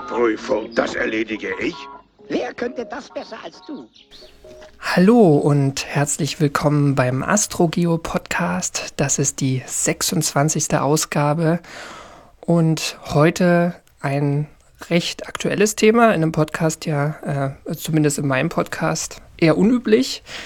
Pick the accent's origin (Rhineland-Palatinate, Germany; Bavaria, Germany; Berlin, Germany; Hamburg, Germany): Berlin, Germany; ich bin ja in, in Ostberlin groß geworden